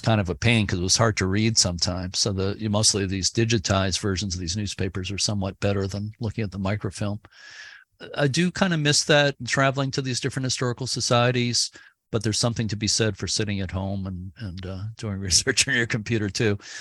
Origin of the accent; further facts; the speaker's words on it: Lynn, Massachusetts, United States; I grew up in Lynn, Massachusetts, just north of Boston on the North Shore